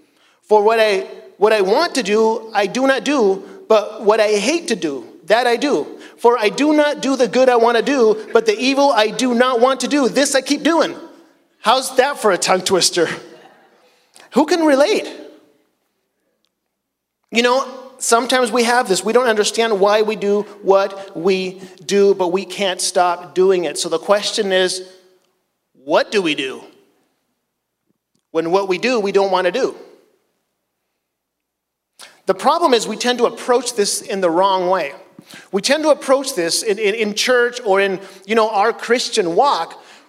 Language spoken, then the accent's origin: English; Chile; So, as some of you know, I grew up in Chile as a missionary, and in Chile, in South America, cars are very small